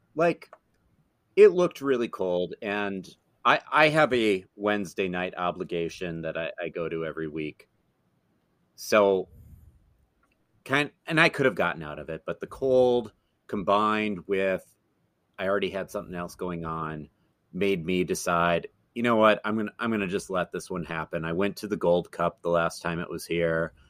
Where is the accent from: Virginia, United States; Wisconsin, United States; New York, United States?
Wisconsin, United States; Madison; moved away as an adult; now in Twin Cities, United States; went back to my hometown of Madison